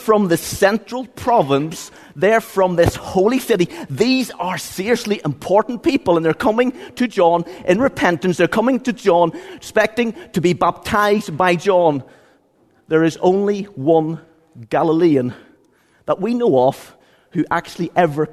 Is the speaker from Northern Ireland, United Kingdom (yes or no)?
yes; Ballygawley, Northern Ireland, United Kingdom; I'm from County Tyrone